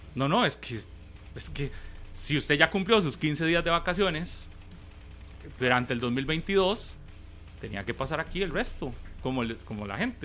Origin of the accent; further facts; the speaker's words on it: Costa Rica; Nosotros, los ticos